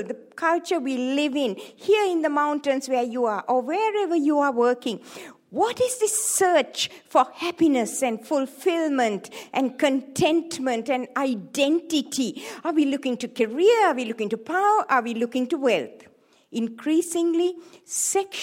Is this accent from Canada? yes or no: no; Sri Lanka; moved away as an adult; also born or lived in Hawaii; I was born in Sri Lanka, in the tea plantations of Sri Lanka. And I grew up there.